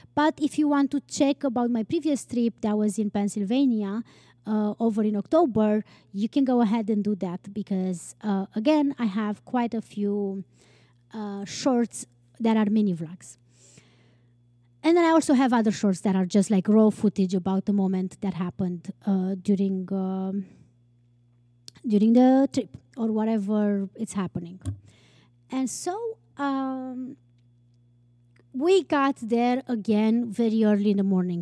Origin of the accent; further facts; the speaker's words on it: Romania; moved away; I grew up with in Romania